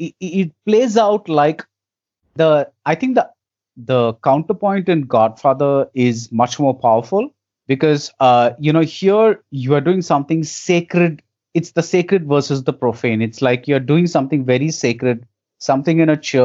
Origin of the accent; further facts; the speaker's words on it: India; as an Indian audience